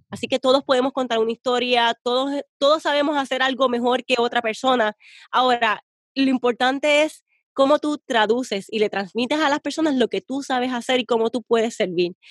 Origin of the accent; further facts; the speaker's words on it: Puerto Rico; yo soy bien puertorriqueña